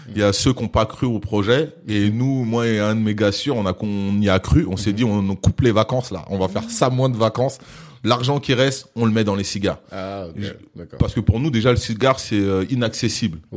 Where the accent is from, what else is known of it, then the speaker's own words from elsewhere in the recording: France; Nous, on, on a le droit de rentrer à Cuba parce qu'en tant que Français, Cuba a, des deals avec la France qui leur permettaient de rentrer.